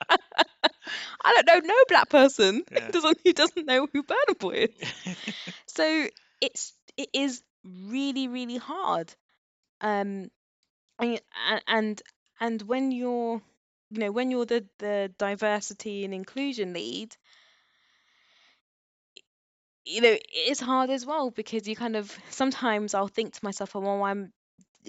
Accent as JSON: {"language": "English", "region": "London", "country": "United Kingdom", "tie": "born or raised there", "said": "I grew up in Northwest London around a very mixed group of people"}